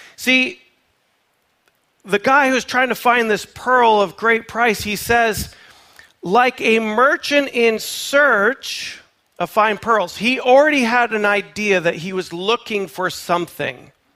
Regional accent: Canada; moved away; I am a Canadian, born and raised

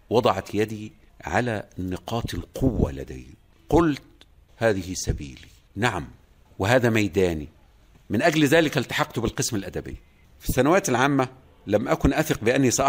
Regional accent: coast, Egypt; نحن أبناء الساحل تستهوينا الإسكندرية وليس القاهرة على أني أكرهت على الذهاب إلى القاهرة

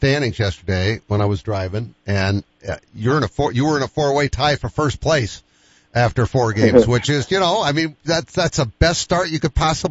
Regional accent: Boston, Massachusetts, United States; now in Sioux Falls, United States; I say, well, I live in Sioux Falls. I'm from Sioux Falls. Mm-hmm. I grew up in Boston, but I live in Sioux Falls because I've been here for 45 years, believe it or not, in September.

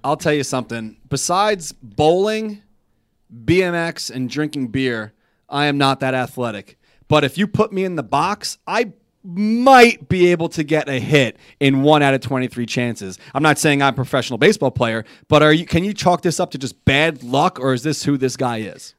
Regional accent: New York, United States; I'm a New Yorker through and through. I love where I live

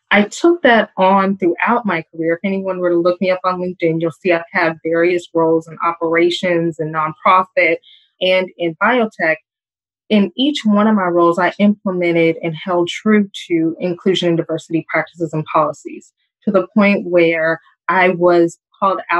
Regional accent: California, United States; also born or lived in Springfield, Illinois; I am from Southern California, but there's a technicality. I was born in Springfield, Illinois. I am a military child. My father was in the Air Force

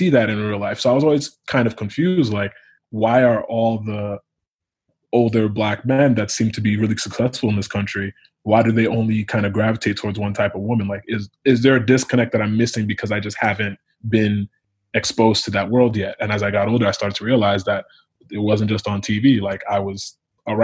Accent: Connecticut, United States; I'm first generation Nigerian American, but I was born and raised in Connecticut

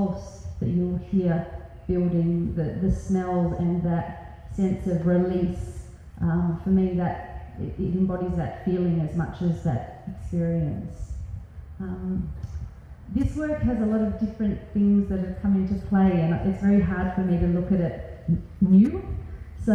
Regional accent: Australia; as most 18-year-olds growing up in Australia

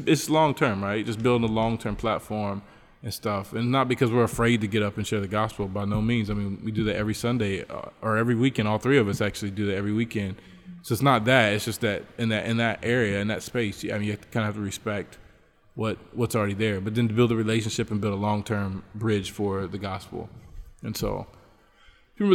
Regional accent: United States; also born or lived in Trinidad, Bolivia; now in Bolivia; I'm from the United States

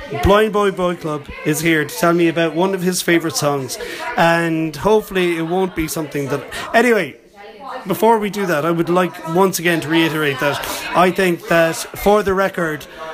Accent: Limerick, Munster, Ireland; here in Limerick, my hometown

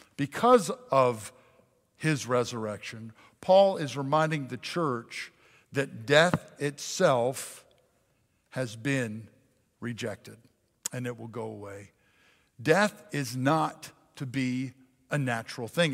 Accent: Pennsylvania, United States; I was raised in Pennsylvania

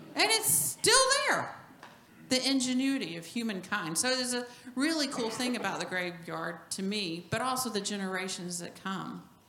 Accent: New Mexico, United States; moved away; also born or lived in Norway; I was born in New Mexico

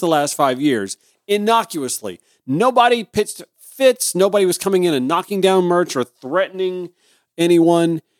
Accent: Grovetown, Georgia, United States; I was a, a regular at the Sunday school at Grove Baptist Church in my hometown of Grovetown, Georgia

